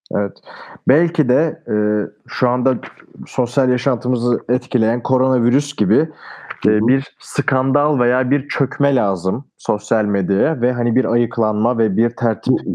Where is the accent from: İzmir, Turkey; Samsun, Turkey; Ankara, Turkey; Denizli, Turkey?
Denizli, Turkey; Bu arada memleketim de Denizli